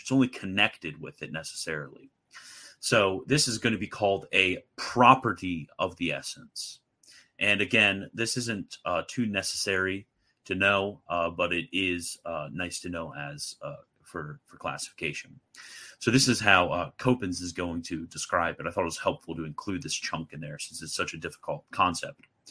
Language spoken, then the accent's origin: English; United States; I'm an American